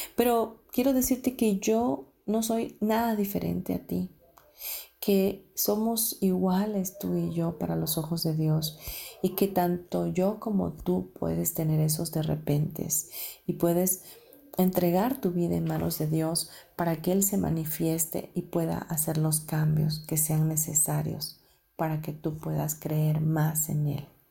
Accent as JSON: {"language": "Spanish", "country": "Mexico", "also_born_or_lived": "United States", "said": "yo siendo mexicana"}